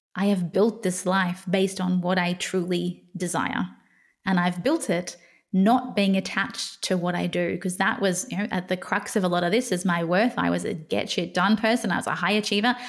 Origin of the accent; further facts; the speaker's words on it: Australia; I grew up in Australia